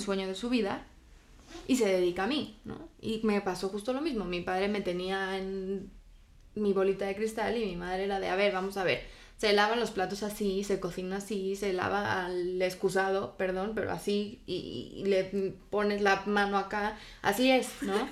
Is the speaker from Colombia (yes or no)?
no; Spain; mi infancia la viví en España